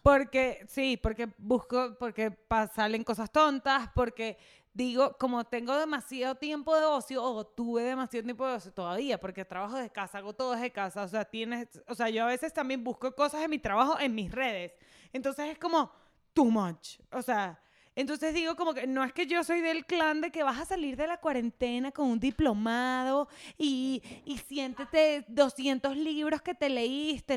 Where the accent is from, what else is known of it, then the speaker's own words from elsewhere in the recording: Venezuela; moved away; soy venezolana